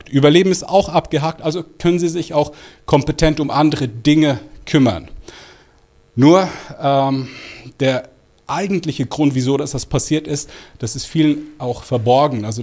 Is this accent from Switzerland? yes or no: yes; Switzerland; Ich bin aber tatsächlich in der Schweiz geboren und aufgewachsen. Alles in allem waren das gute 44 Jahre meines Lebens.